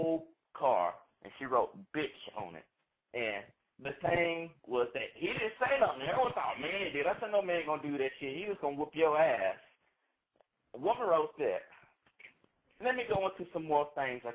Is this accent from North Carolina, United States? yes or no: yes; North Carolina, United States; I am from North Carolina NC State University